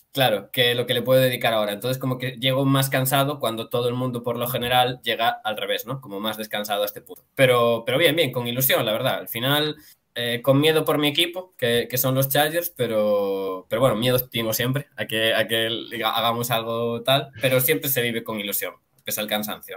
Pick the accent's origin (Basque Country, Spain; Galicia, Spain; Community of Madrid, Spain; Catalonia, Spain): Galicia, Spain; yo es que soy gallego